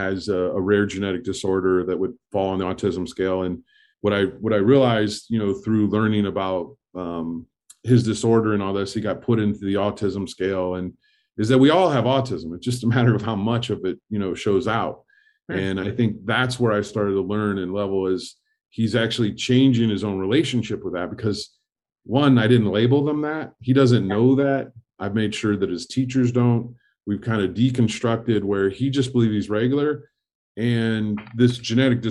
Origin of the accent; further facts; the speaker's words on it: Fort Wayne, Indiana, United States; I grew up in Indiana in Fort Wayne, Indiana